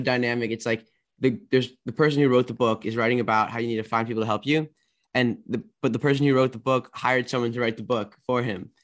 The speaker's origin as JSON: {"language": "English", "region": "Maryland", "country": "United States", "said": "I am from D C area. I'm from Maryland."}